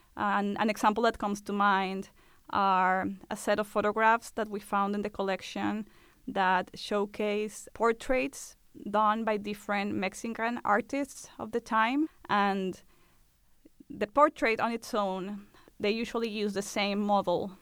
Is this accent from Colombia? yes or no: yes; Colombia; moved away; Colombia, which is my home country